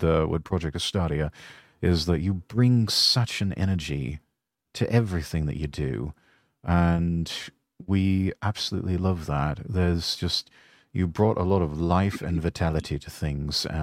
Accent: United Kingdom; I'm a Brit

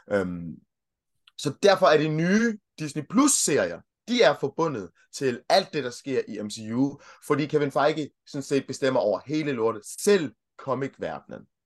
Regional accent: Denmark; also born or lived in Kenya; jeg kom hertil, jeg kom til Danmark i 1990, så jeg har sådan set brugt hele mit liv i, øh, i Danmark

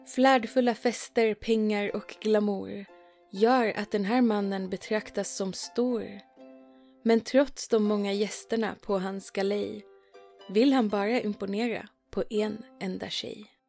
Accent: Sweden; i Skåne och Blekinge där jag kommer ifrån

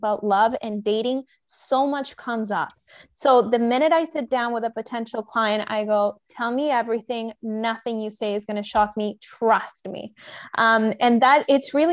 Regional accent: Venezuela; I'm originally from Venezuela and my dad's Scottish

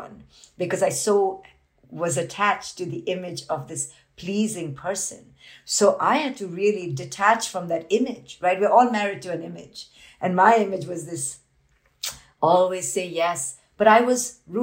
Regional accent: India; I grew up in India as this Indian woman

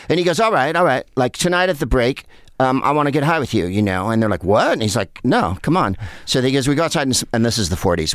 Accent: San Carlos, California, United States; where I grew up in San Carlos.

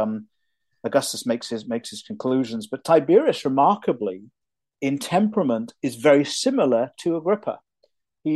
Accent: United Kingdom; now in United States; even though I'm an American citizen, I'm also deeply British to my soul

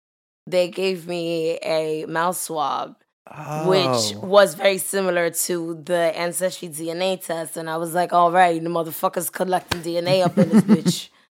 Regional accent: United States; So I think at least that's what I took from quarantine as an American

